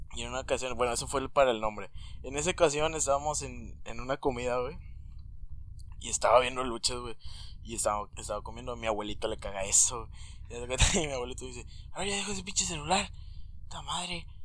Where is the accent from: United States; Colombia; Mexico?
Mexico; somos mexicanos y a todos nos gusta la lucha libre, ¿no? La lucha libre es, como cultura aquí en nuestro México.